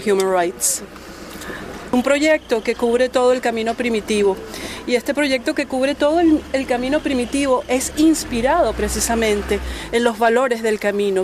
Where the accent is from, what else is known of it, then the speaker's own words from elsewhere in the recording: Venezuela; now in United States; Nosotros venimos de los Estados Unidos, somos ciudadanas norteamericanas, pero nacidas en Venezuela.